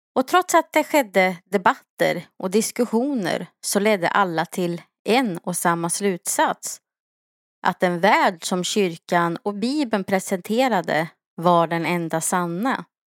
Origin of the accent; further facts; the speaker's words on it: Sweden; som vi svenskar skulle ha levt